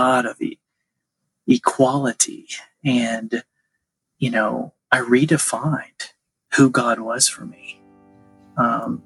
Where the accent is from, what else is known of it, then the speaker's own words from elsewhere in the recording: Nashville, Tennessee, United States; I grew up Catholic here in Nashville.